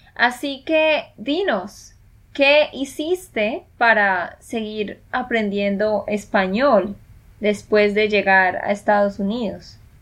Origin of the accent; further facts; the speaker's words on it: Colombia; de Colombia